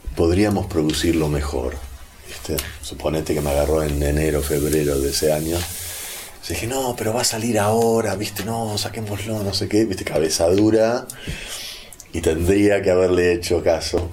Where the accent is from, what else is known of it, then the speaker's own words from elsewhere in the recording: Buenos Aires, Argentina; also born or lived in California; el porteño, así como el neoyorquino, creo que las grandes urbes en general, tenemos gente que maneja mucha data y a la vez somos prejuiciosos